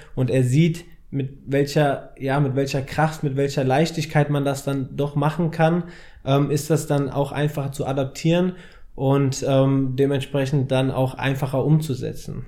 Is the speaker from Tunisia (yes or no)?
no; Frankfurt, Hesse, Germany; ich bin Frankfurter Bub, habe seitdem ich drei bin Fußball gespielt